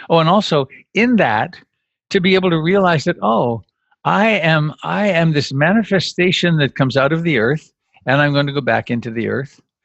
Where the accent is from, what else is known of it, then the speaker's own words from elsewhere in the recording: Canada; now in United States; I'm Canadian by birth. I became an American citizen